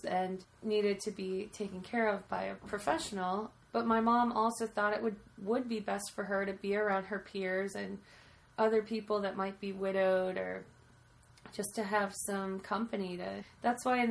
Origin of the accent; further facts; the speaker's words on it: Allendale, United States; growing up in Allendale, after my grandpa died, my mom moved my grandma into the assisted living home in our town in Allendale.